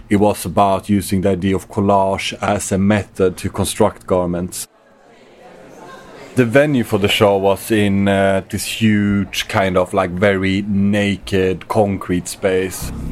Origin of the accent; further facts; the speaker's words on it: Sweden; now in London, United Kingdom; So I'm Swedish.